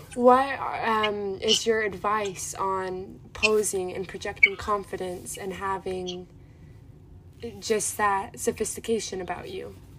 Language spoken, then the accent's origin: English; Utah, United States; I was just born in Utah